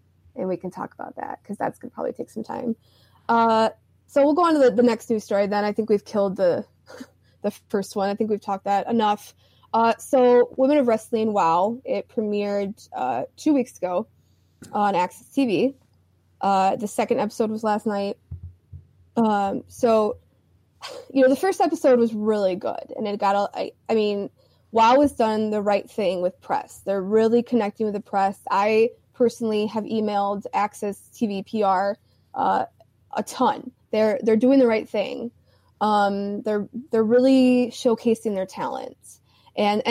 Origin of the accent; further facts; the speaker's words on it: Georgia, United States; I am from Georgia and I am a Southern girl.